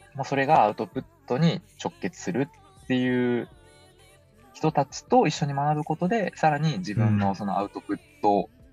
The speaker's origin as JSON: {"language": "Japanese", "town": "Sapporo", "region": "Hokkaido", "country": "Japan", "tie": "born or raised there", "also_born_or_lived": "Kyoto", "said": "私も札幌出身"}